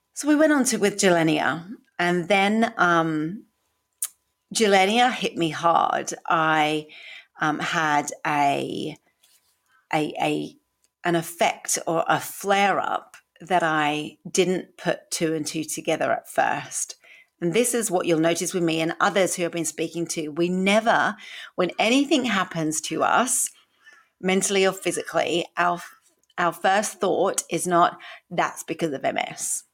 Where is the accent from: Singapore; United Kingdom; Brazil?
United Kingdom; accent: British; moved away as an adult; also born or lived in Sydney, Australia; now in Queensland, Australia; from my accent, I am British